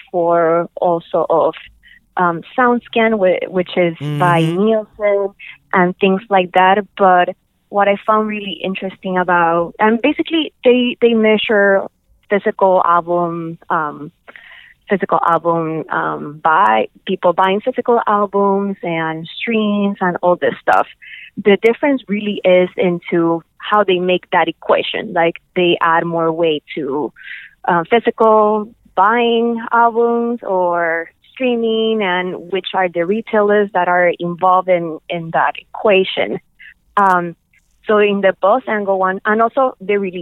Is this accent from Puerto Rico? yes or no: yes; Puerto Rico; English is a second language; I grew up in Puerto Rico